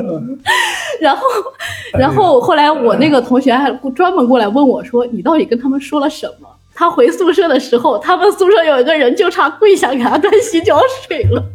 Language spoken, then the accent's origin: Chinese; Urumqi, Xinjiang, China; moved away as an adult; 我本来其实我祖籍是湖北人，哦。然后是我父母在那边工作，然后我就也过去了 我是乌鲁木齐的